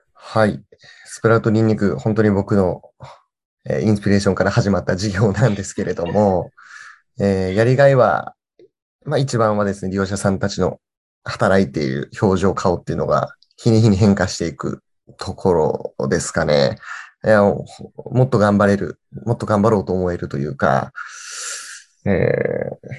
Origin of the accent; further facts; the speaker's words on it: Kirishima, Kagoshima, Japan; moved away as an adult; 僕がこっち、あの、地元に帰ってきて